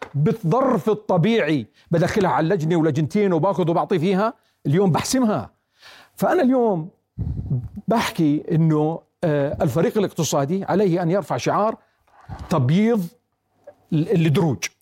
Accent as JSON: {"language": "Arabic", "country": "Jordan", "said": "إحنا كأردنيين"}